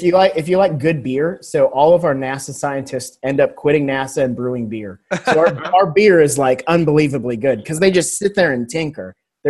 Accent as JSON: {"language": "English", "region": "Alabama", "country": "United States", "tie": "born or raised there", "said": "Growing up in Alabama, I mean, college football is king here."}